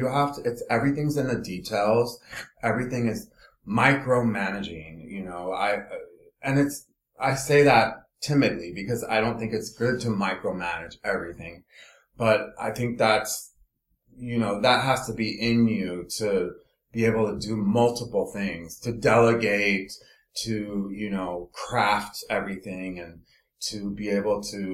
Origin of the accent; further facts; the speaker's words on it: Los Angeles, California, United States; moved away; also born or lived in Philadelphia / New York; I'm from Los Angeles